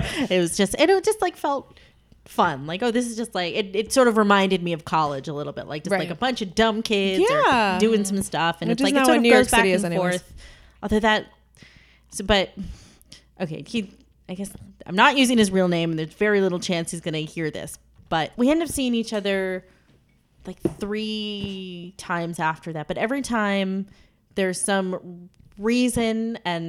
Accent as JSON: {"language": "English", "region": "Vermont", "country": "United States", "tie": "born or raised there", "moved": "as an adult", "lives_now": "New York City, United States", "said": "growing up in Vermont, I never got a license"}